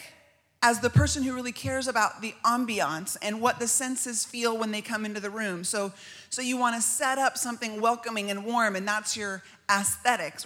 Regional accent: United States; As American women

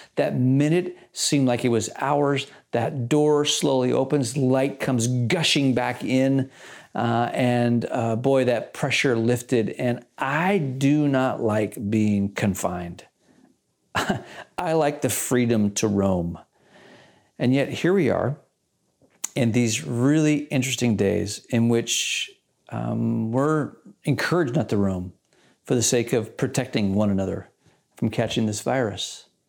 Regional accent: Malaysia; I did that a lot as a kid, and at boarding school, I grew up in Malaysia.

